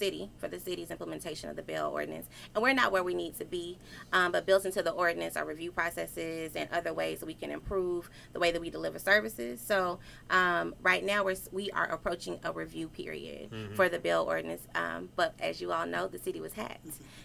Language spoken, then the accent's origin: English; Atlanta, Georgia, United States; I'm also from Atlanta.